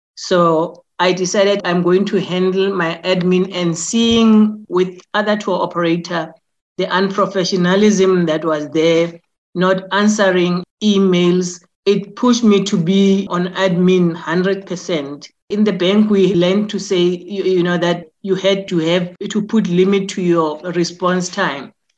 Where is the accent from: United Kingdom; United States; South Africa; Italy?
South Africa; Soweto, Gauteng; I was born and bred in Soweto